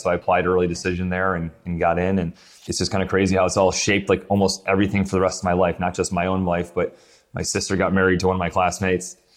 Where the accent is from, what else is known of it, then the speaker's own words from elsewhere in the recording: Syracuse, New York, United States; moved away as an adult; also born or lived in Pinehurst; I grew up in Syracuse, New York, and then I was in the army, so moved around.